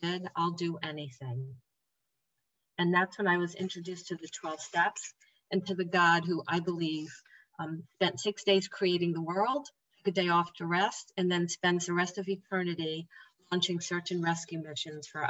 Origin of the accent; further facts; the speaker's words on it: New Jersey, United States; I'm from New Jersey.